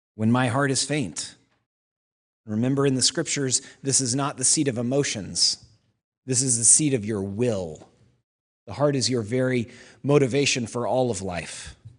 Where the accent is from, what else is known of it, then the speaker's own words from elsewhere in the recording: Oklahoma, United States; moved away; I'm from Oklahoma. When I was in fifth grade, I was in the musical Oklahoma